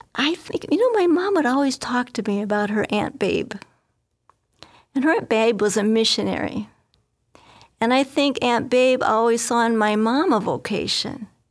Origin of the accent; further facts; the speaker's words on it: northwest Indiana, United States; I grew up in Indiana, in a northwest corner of Indiana, not too far from Chicago